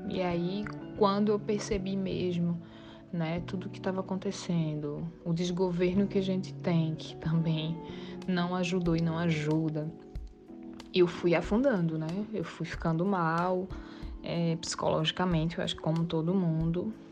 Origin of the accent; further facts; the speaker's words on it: Northeast Region, Brazil; E a gente, como um bom nordestino, como no caso eu não sou recifense, mas já me sinto como, somos bem bairristas